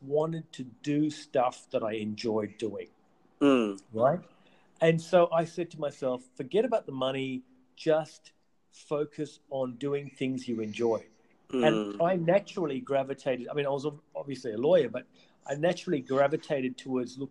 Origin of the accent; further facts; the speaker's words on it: Perth, Western Australia, Australia; moved away; also born or lived in Darwin; I came to Darwin from Perth. I grew up in Perth.